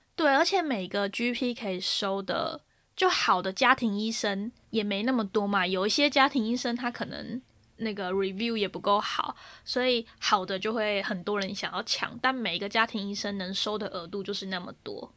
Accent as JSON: {"language": "Chinese", "country": "Taiwan", "moved": "yes", "lives_now": "United Kingdom", "said": "身为一个台湾人啊"}